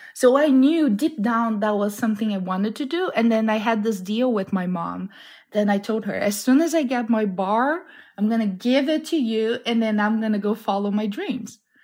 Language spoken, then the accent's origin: English; the Brazilian Amazon, Brazil; moved away; also born or lived in Boston; it really is like growing up in the Amazon.